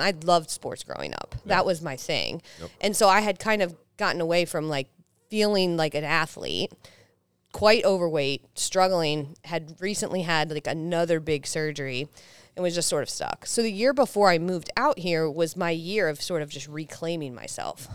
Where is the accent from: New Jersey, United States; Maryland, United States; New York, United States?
Maryland, United States; Salisbury; I grew up in Salisbury, Maryland, so like right below Delaware is where I grew up in like a really small place by the beach.